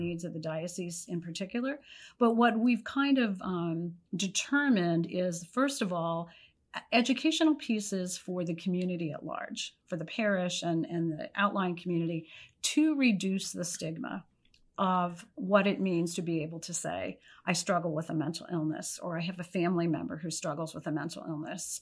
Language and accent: English; Pennsylvania, United States; moved away; I was from Pennsylvania